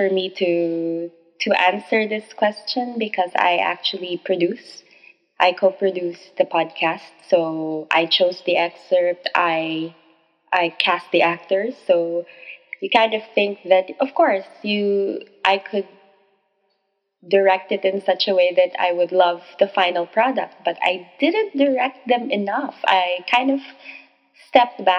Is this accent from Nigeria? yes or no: no; Philippines; I am a Filipino author of romance novels